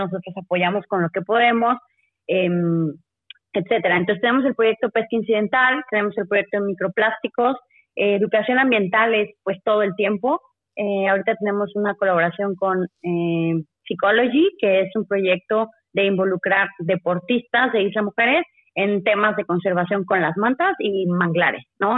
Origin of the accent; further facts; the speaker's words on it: Mexico; Todos somos mexicanos